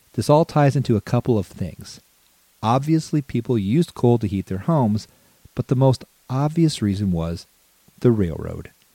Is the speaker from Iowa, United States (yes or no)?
yes; Cherokee, Iowa, United States; moved away; it was my home for about 18 years, having been born and raised in Cherokee